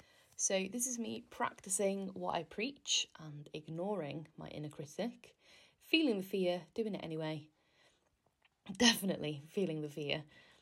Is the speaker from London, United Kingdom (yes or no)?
no; Wales, United Kingdom; now in England